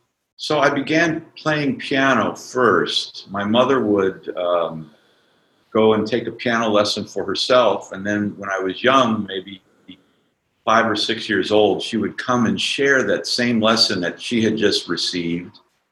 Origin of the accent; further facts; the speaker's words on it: Madison, Wisconsin, United States; I grew up in Madison